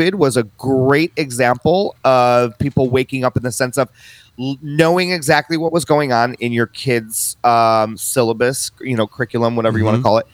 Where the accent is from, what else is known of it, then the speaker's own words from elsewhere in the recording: just outside of Chicago, Illinois, United States; I was born and raised just outside of Chicago